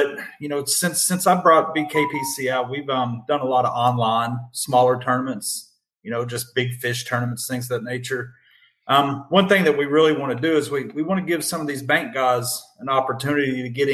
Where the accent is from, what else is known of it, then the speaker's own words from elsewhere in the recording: Lexington, Kentucky, United States; moved away as an adult; now in Madisonville, United States; We're originally from Central Kentucky, Lexington